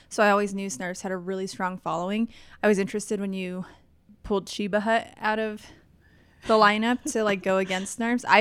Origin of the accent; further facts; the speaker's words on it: East Coast, United States; I'm from the East Coast, and we don't really have good alternatives to standard, substandard Subway.